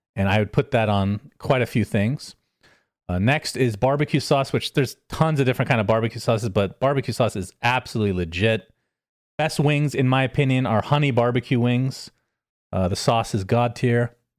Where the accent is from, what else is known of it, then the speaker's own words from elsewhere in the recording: United States; I am American after all